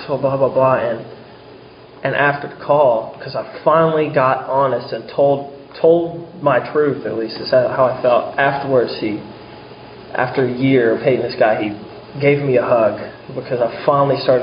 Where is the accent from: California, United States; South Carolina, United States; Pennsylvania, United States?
South Carolina, United States; Charleston; I was from Charleston, South Carolina